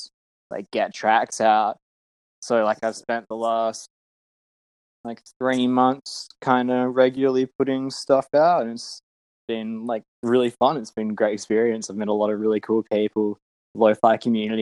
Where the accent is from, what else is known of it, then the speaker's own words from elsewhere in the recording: Perth, Western Australia, Australia; I'm from Perth in Western Australia